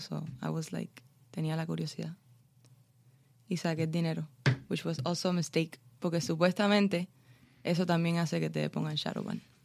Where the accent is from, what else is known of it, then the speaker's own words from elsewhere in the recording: Cuba; now in Miami, United States; Está el cubano normal, el que le gusta el cubaneo, como yo